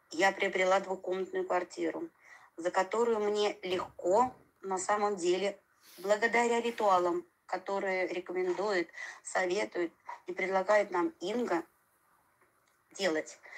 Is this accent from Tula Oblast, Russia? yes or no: yes; Tula, Tula Oblast, Russia; у нас в Туле, я тулячка